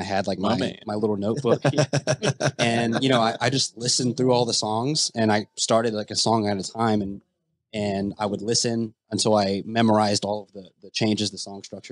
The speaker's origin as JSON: {"language": "English", "town": "Berkeley Springs", "region": "West Virginia", "country": "United States", "said": "I'm actually from Berkeley Springs, West Virginia"}